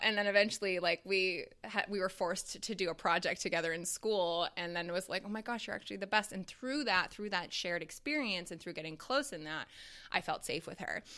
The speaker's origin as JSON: {"language": "English", "country": "Canada", "tie": "born or raised there", "moved": "yes", "lives_now": "Chicago, United States", "said": "that was my education system growing up in Canada and going to, like, a French immersion school."}